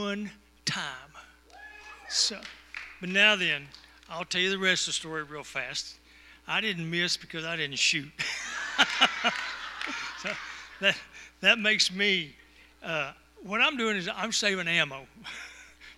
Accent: Texas, United States; I am from Texas

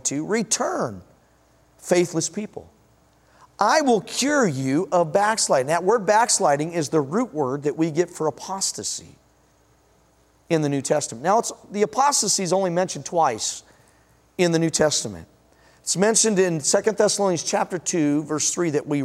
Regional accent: Denver, Colorado, United States; moved away; also born or lived in Washington; I was born in Denver

